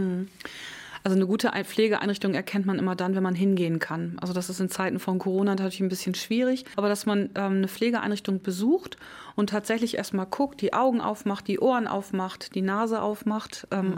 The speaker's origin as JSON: {"language": "German", "area": "Kollmar", "region": "Schleswig-Holstein", "country": "Germany", "said": "ich komme ja nun aus Colmar"}